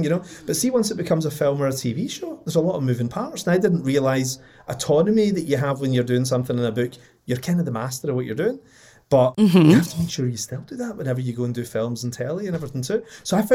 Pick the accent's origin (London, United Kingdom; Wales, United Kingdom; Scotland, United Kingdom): Scotland, United Kingdom; it's being Scottish